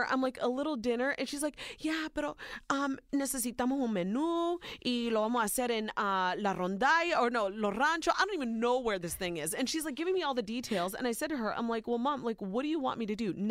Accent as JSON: {"language": "English", "region": "Ohio", "country": "United States", "tie": "born or raised there"}